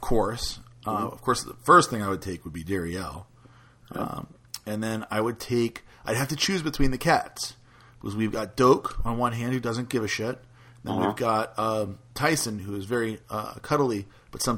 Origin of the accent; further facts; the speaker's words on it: New Orleans, Louisiana, United States; I'm from New Orleans, and New Orleans is not like a typical Southern city